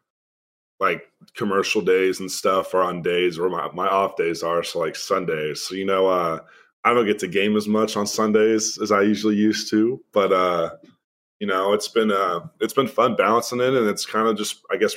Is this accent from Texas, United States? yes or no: yes; Dallas, Texas, United States; moved away as an adult; I'm from Dallas